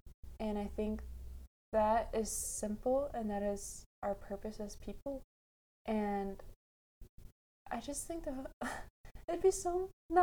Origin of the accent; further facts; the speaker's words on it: United States; as an American